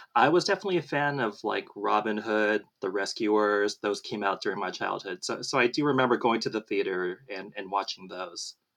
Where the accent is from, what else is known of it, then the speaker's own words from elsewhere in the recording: Southern California, United States; I was born and raised in Southern California